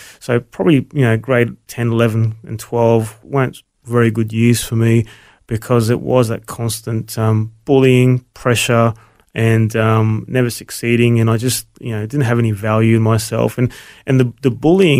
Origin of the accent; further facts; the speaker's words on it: Brisbane, Queensland, Australia; also born or lived in Melbourne; So we moved to Brisbane, and I grew up in Brisbane from there on.